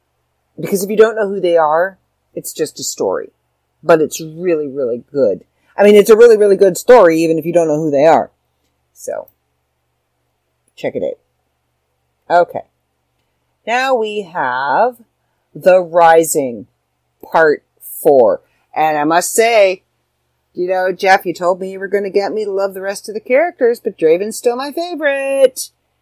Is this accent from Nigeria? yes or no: no; Ireland; Anybody who knows me knows I'm Irish. And I am all about anything Irish.